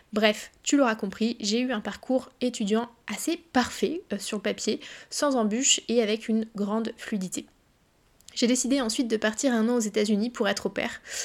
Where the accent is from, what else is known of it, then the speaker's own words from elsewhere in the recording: Évreux, Normandy, France; moved away as an adult; also born or lived in Caen / Paris; je viens d'Evreux, pour ceux qui connaissent un petit peu la Normandie